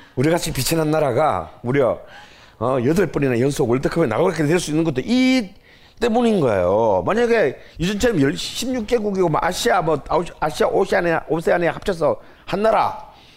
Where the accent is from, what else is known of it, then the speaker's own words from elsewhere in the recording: Busan, South Korea; 제 고향인 부산에 있는